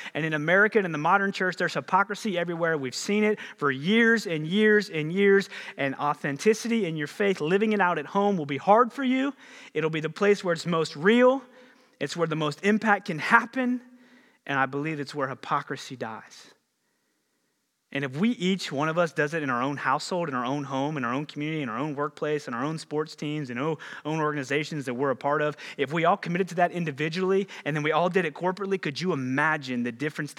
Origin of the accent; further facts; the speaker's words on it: Ohio, United States; I grew up just outside of the Ohio Valley over in Ohio a little bit.